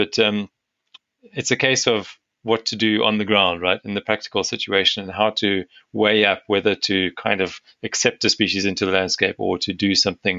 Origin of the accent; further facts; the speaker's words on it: South Africa; my home country, South Africa.